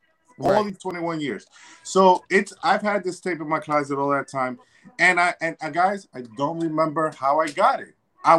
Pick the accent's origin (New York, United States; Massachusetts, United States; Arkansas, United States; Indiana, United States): New York, United States; New York City; also born or lived in Dominican ancestry; now in Connecticut, United States; I'm from Washington Heights.